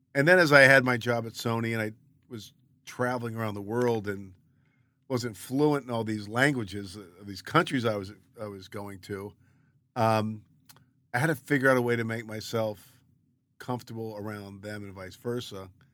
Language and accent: English; Baltimore, Maryland, United States; moved away as an adult; also born or lived in Philadelphia / Los Angeles; I grew up in Baltimore, lived in Philadelphia for eight years